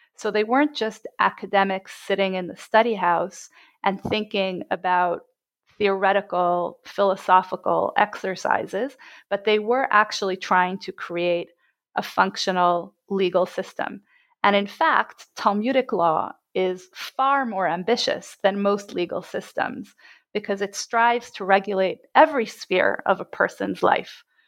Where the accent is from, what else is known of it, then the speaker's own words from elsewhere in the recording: Jerusalem, Jerusalem District, Israel; I was born and bred in Jerusalem.